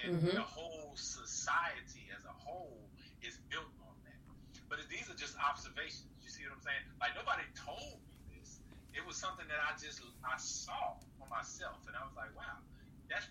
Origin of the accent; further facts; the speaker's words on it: Georgia, United States; I'm from Georgia.